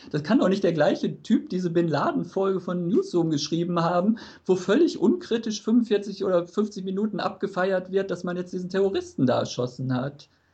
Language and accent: German; Germany; als Deutscher